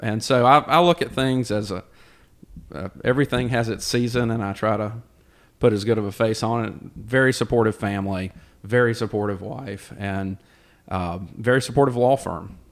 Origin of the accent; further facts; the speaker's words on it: Thomasville, North Carolina, United States; also born or lived in Gaston County, North Carolina; I grew up in Davidson County.